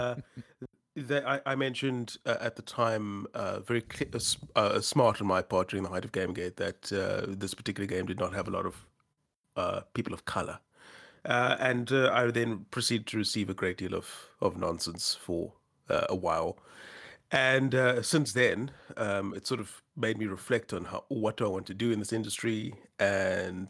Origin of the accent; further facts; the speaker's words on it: South Africa; I'm a South African writer